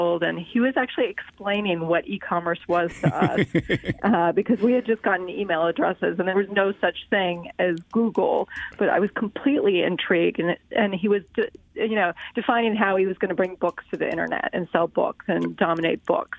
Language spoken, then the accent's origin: English; California, United States; also born or lived in Boston; I grew up in California and used a brand called Dermalogica when I was in high school.